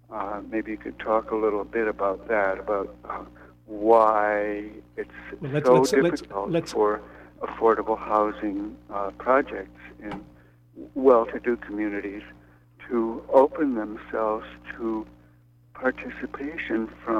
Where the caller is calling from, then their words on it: New York City, New York, United States; I'm calling from Brooklyn.